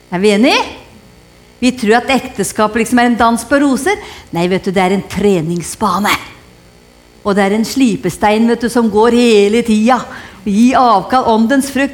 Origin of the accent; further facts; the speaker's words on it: Hedmarken, Innlandet, Norway; jeg kommer fra Hedmarken, og vi har lært oss å kjenne lusa på ganga